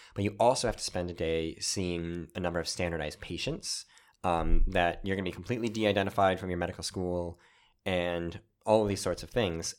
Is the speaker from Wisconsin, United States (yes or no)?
yes; Wisconsin, United States; moved away; I'm from Wisconsin originally